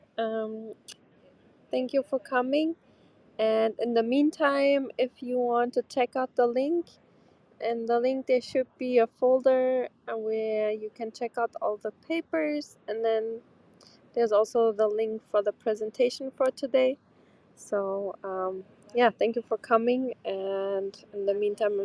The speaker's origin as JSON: {"language": "English", "country": "Portugal", "said": "I'm from Portugal"}